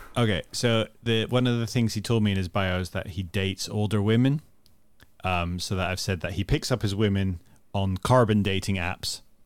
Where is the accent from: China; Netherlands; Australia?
Netherlands; I grew up in the Netherlands and watched B B C One and Two